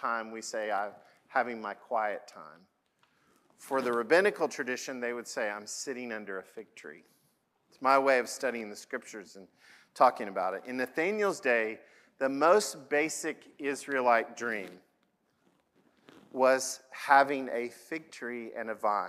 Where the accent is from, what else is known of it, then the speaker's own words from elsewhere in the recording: Oklahoma, United States; I'm from Oklahoma